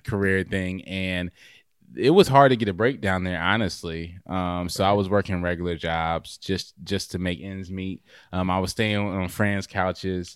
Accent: Raleigh, North Carolina, United States; now in Clayton, United States; I'm from, originally from Raleigh, North Carolina. Um, I grew up there and then moved to Clayton

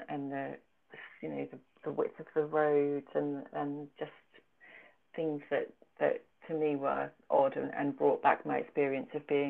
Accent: United Kingdom; I'm a British woman, you know, I'll get it wrong if I try and write about this place.

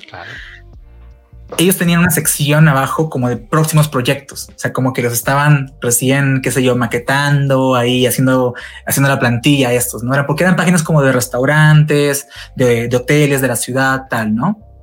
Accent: Tacna, Peru; now in Mexico; mi ciudad natal, Perú, Tacna

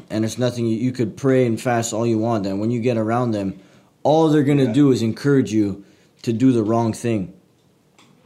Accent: Montreal, Quebec, Canada; I'm originally from Montreal, Canada

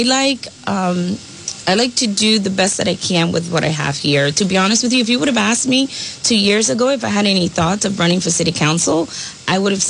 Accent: New York City, New York, United States; moved away as an adult; also born or lived in Milford; now in Woonsocket, United States; I was born in Brooklyn, New York, and I moved to the area of New England right before I married my husband of 23 years.

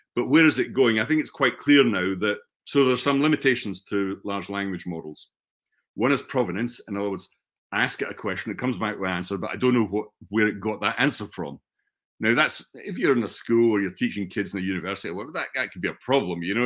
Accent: Scotland, United Kingdom; also born or lived in United States; I'm from Scotland

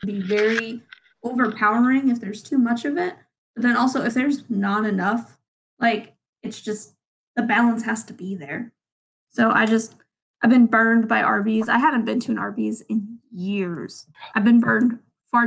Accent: Chicago, Illinois, United States; being a Chicagoan

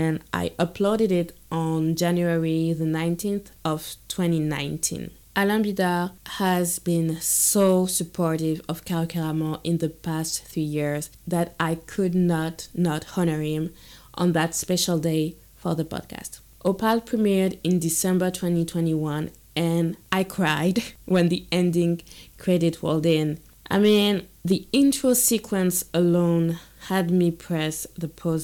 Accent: Guadeloupe; I'm from Guadeloupe

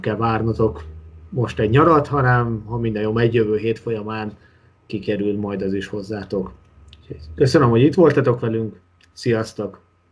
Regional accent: Hungary; én magyarként

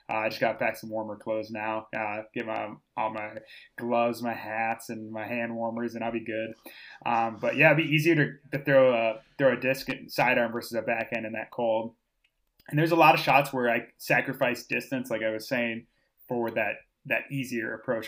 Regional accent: Austin, Minnesota, United States; I grew up in Austin, Minnesota. So Spam Town, U S A.

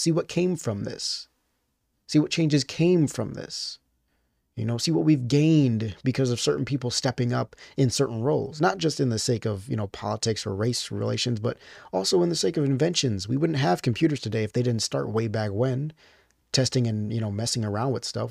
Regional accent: United States; as an American

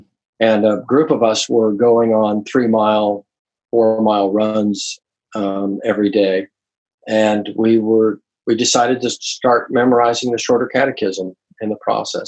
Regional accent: Los Angeles, California, United States; moved away as an adult; also born or lived in Bristol, England / Boston, Massachusetts / Miami, Florida; now in Savannah, United States; I was born and reared in Southern California, brought up in a Christian home, a Baptist home. Went to Los Angeles City Schools growing up, then the University of Southern California

